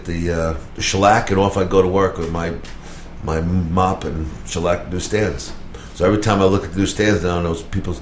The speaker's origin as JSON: {"language": "English", "region": "New York", "country": "United States", "moved": "yes", "said": "I was busy being a New Yorker"}